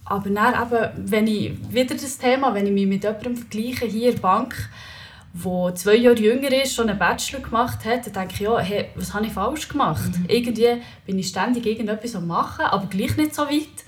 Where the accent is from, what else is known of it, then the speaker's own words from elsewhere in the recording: Leipzig, Saxony, Germany; Ich bin in Leipzig aufgewachsen